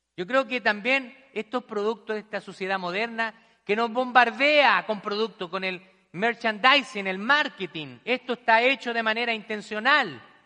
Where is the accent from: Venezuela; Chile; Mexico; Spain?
Chile; now in United States; en mi país también vi muchas realidades, personas que no tienen nada, migrantes que han llegado a, nuestro país allá en Chile